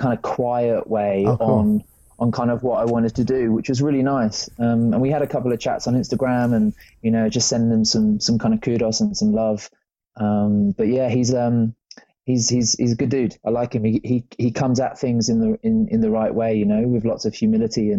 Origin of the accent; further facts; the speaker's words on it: England, United Kingdom; I grew up in England, the land of rain.